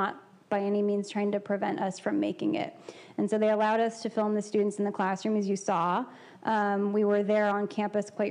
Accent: Palo Alto, California, United States; I grew up in the Palo Alto area and went to Gunn High School

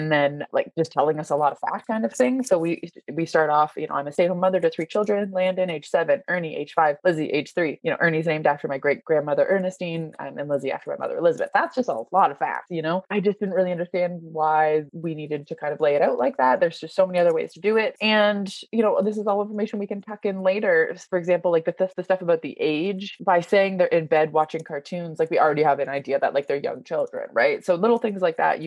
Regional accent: Canada; accent: Canadian; my Canadian accent

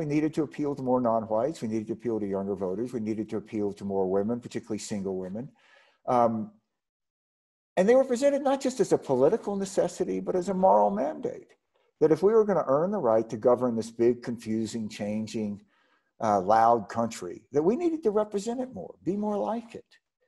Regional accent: Mississippi, United States; my home state of Mississippi

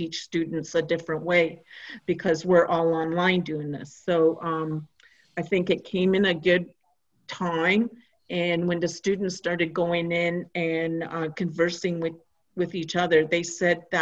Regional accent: Christian Island, Ontario, Canada; English is a second language; moved away; I come from Christian Island

